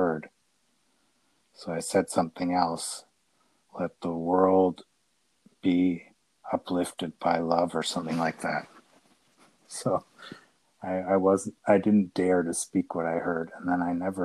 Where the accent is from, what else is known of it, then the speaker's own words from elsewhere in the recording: United States; moved away; also born or lived in Italy / Austria; I grew up in America. Then lived in Italy and in Austria